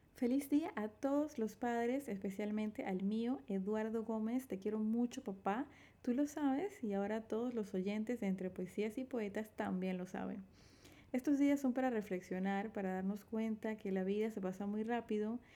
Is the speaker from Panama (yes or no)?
yes; David, Chiriquí, Panama; Nací en David Chiriquí, República de Panamá, el 9 de julio de 1986.